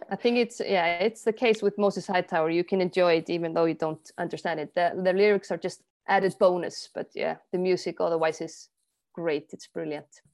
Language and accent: English; Iceland; I'm from Iceland.